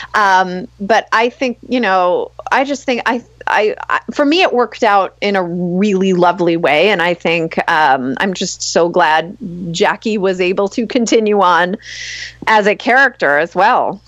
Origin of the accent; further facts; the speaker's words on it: Long Island, New York, United States; I grew up on Long Island